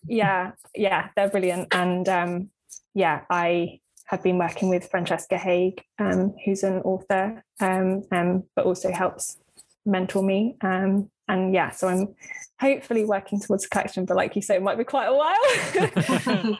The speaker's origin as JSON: {"language": "English", "area": "Cornwall, the Lizard", "region": "South West England", "country": "United Kingdom", "tie": "born or raised there", "moved": "yes", "said": "I spent yeah a, large part of my growing up in Cornwall um, on the Lizard"}